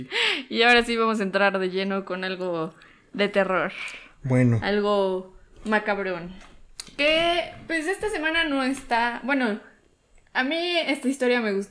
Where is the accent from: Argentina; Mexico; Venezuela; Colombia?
Mexico; Cholula, Puebla; also born or lived in Veracruz; Pues yo nací en Veracruz, pero. soy orgullosamente cholulteca.